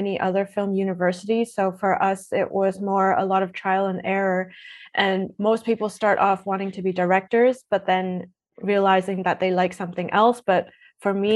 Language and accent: English; Edmonton, Alberta, Canada; moved away as an adult; also born or lived in Toronto; now in Berlin, Germany; I'm originally from Toronto, but I grew up in Edmonton